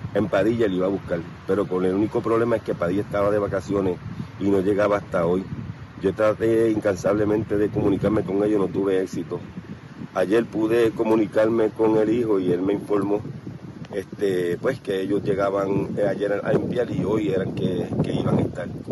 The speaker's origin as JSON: {"language": "Spanish", "town": "Vega Baja", "country": "Puerto Rico", "tie": "born or raised there", "said": "yo soy aquí de Vega Baja Natural"}